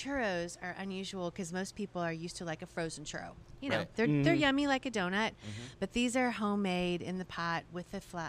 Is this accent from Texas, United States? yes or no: yes; Texas, United States; moved away as an adult; now in Rochester, United States; I'm a Texan.